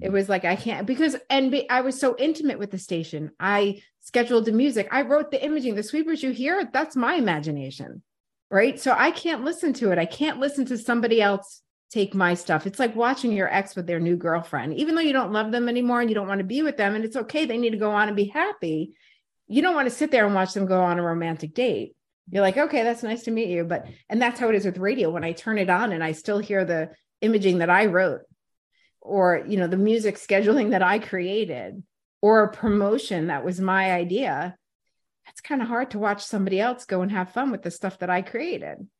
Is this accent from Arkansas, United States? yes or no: no; New York City, New York, United States; born or raised there; moved away as an adult; also born or lived in Brooklyn, New York / Voorhees, New Jersey / Washington, D.C.; now in Philadelphia, United States